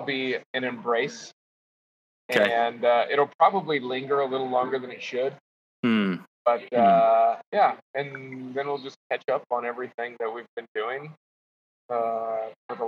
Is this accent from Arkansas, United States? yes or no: no; Idaho, United States; my hometown